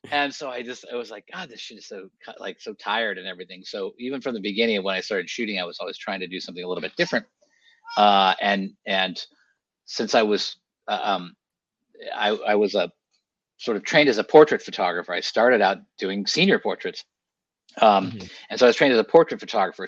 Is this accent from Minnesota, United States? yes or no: no; Sonoma, California, United States; I grew up in Sonoma, uh, in Sonoma County, California